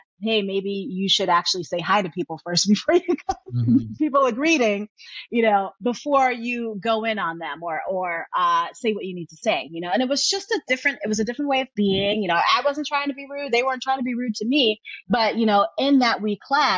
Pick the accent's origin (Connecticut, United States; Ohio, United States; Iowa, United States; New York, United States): New York, United States; New York City; moved away as an adult; also born or lived in rural New Jersey / the South; Born and raised in New York City